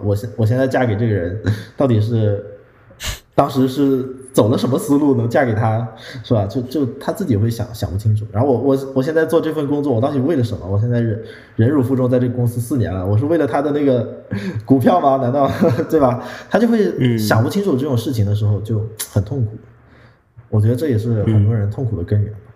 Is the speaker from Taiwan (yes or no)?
no; northern China, China; 我们都是北方人